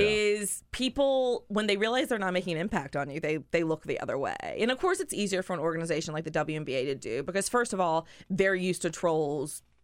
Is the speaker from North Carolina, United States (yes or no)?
yes; North Carolina, United States; now in Washington, D.C., United States; I'm from North Carolina